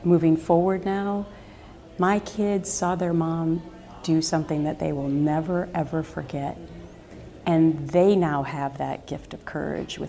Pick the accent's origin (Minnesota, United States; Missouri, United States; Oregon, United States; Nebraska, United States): Minnesota, United States; Anoka; moved away; he is actually from my hometown